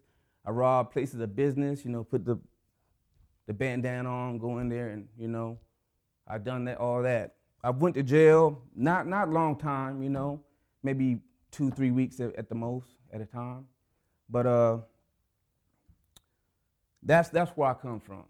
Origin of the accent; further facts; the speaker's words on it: Anchorage, Alaska, United States; I'm from Anchorage